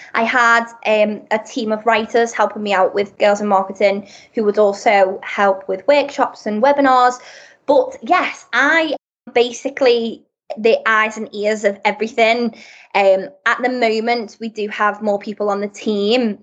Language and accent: English; Liverpool, North West England, United Kingdom; moved away as an adult; also born or lived in Birmingham; I'm originally from Liverpool, so more up north.